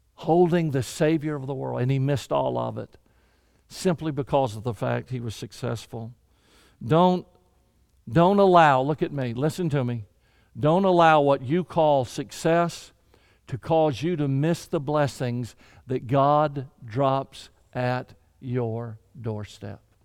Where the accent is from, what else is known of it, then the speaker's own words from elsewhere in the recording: Deep South, United States; I was raised in the Deep South